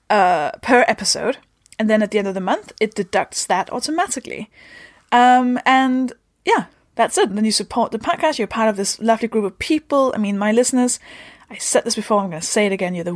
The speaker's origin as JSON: {"language": "English", "country": "Denmark", "second_language": "English", "said": "I'm from Denmark"}